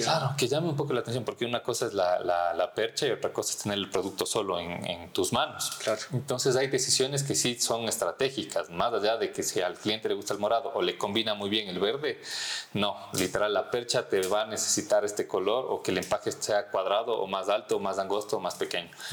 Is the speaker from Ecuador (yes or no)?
yes; Ibarra, Imbabura, Ecuador; moved away as an adult; now in Quito, Ecuador; crecí en Ibarra